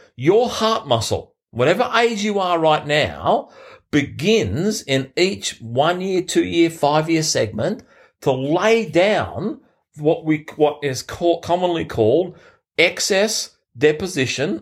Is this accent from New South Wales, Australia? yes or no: yes; Sydney, New South Wales, Australia; in Sydney, my hometown